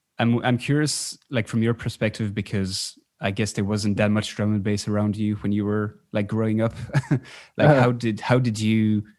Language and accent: English; Belgium; I'm originally from Belgium.